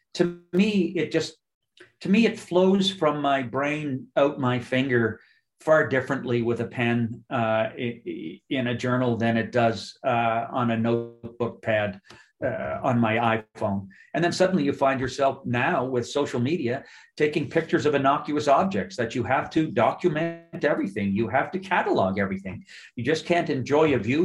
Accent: Nova Scotia, Canada; I'm just up the ocean from you, where I was raised in Nova Scotia.

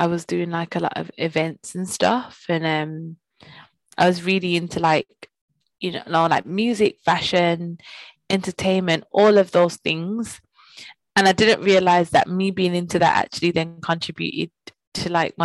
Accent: Birmingham, West Midlands, United Kingdom; moved away; I'm originally from Birmingham. I grew up with my mom.

